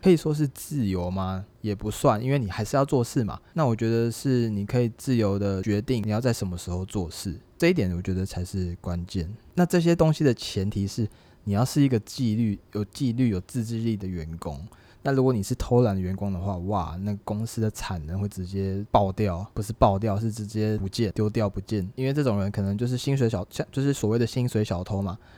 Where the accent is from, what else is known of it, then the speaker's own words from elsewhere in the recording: Taiwan; 对我们台湾人来说，对华人来说